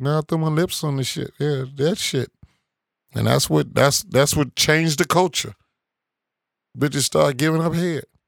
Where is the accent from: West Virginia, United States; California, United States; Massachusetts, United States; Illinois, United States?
Illinois, United States; Chicago; I'm from Chicago